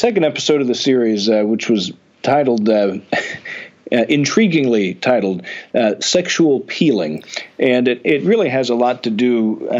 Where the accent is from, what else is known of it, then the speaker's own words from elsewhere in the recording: the South, United States; the small town that I grew up in the South